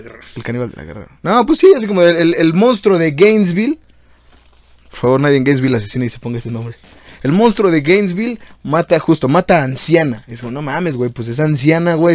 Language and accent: Spanish; Mexico; Siendo latinos, siendo mexas como somos